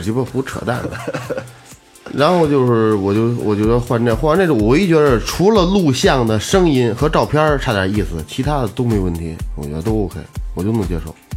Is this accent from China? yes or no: yes; China; 咱咱们大陆的，就是中国人来说